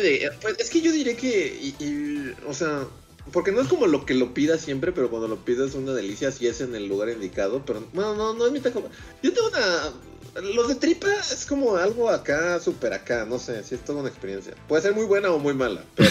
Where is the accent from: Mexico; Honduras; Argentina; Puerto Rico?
Mexico